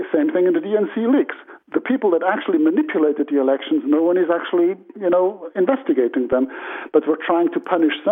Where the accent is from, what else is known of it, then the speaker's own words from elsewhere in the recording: Switzerland; I'm from a democratic country, Switzerland